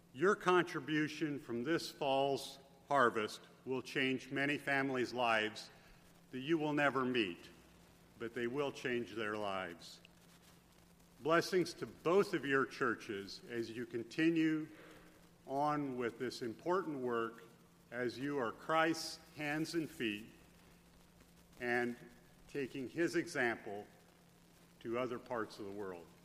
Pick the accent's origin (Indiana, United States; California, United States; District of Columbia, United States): Indiana, United States; Adams County; we are from Adams County, which is south of Fort Wayne, about 30 miles, and right along the Ohio line.